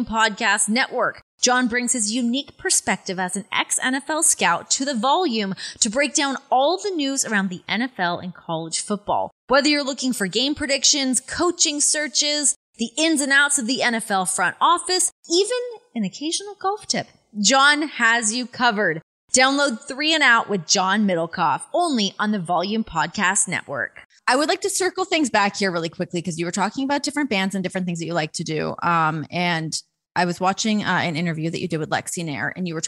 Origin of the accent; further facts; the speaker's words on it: Toronto, Ontario, Canada; across Lake Ontario for me from Toronto